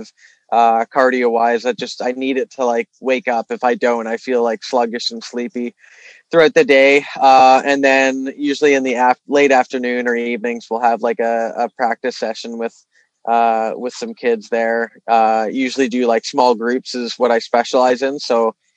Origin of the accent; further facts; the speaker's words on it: Toronto, Ontario, Canada; also born or lived in Vancouver; I moved back to Toronto from Vancouver. I mean, being from here